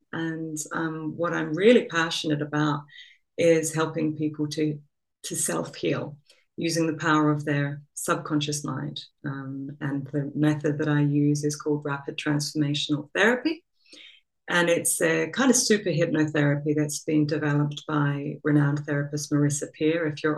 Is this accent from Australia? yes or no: yes; Australia; accent: Australian; moved away as an adult; also born or lived in England; now in Copenhagen, Denmark; Well, so I am Australian. You might be able to hear a remnant of an Australian accent in there, but I've also been living overseas for, you know, 20 years or so.